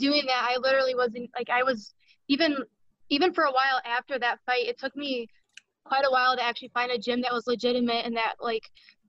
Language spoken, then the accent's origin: English; Toledo, Ohio, United States; I'm from Toledo, Ohio